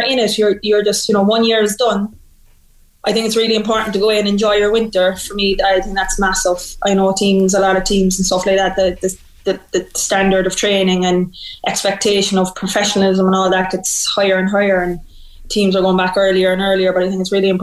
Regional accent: Ireland; as Irish people

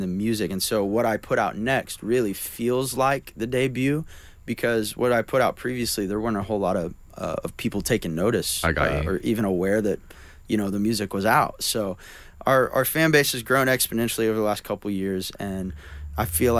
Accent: Oklahoma, United States; moved away; I grew up. In Oklahoma

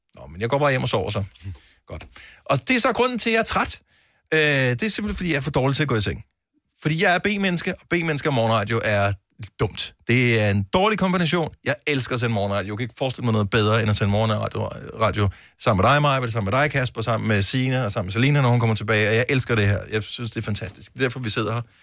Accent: Bramming, Southern Denmark, Denmark; den by, jeg boede i, da jeg blev født

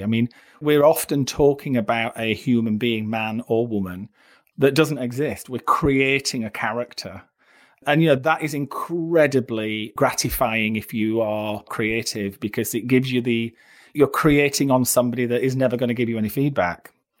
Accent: Barnsley, Yorkshire and the Humber, United Kingdom; moved away; also born or lived in London; When I came from Barnsley to London, and I was working in Sloane Street.

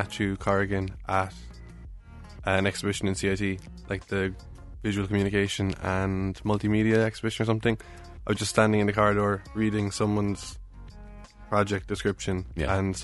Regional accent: Cork, Munster, Ireland; accent: Irish; I'm from Cork

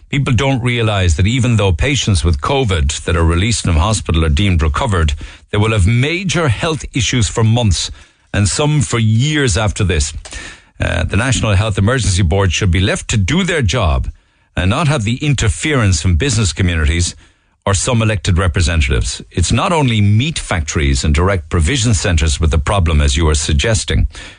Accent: Munster, Ireland; now in Canada; I'm listening to you from Canada, and I'm from North Cork myself.

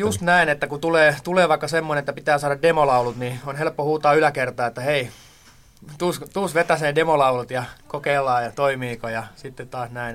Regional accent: Tampere, Pirkanmaa, Finland; also born or lived in Toijala; now in Sipoo, Finland; mähän olin silloin Tampereella nuoruuteni

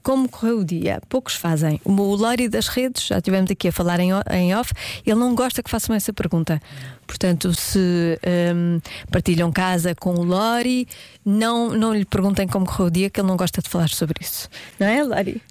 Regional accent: Porto, Portugal; eu por acaso nasci no Hospital de São João

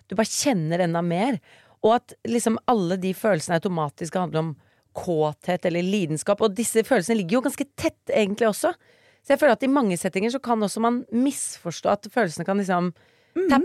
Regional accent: Bergen, Vestland, Norway; er fra Bergen, vi er veldig ydmyke.

